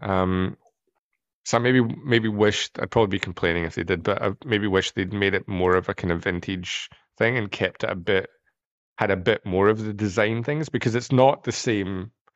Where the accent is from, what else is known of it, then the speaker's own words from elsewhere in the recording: United Kingdom; I come from Britain. We're the land of bad, bad teeth